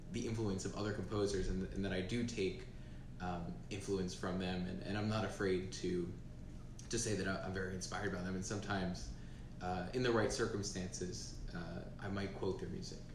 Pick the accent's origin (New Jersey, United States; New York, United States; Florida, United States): New Jersey, United States; I'm 18, and I'm from New Jersey